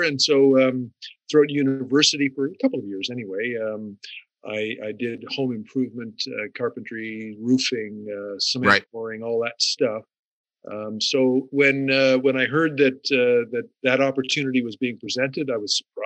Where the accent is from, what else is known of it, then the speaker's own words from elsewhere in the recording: Sioux Lookout, Ontario, Canada; moved away; my hometown of Sioux Lookout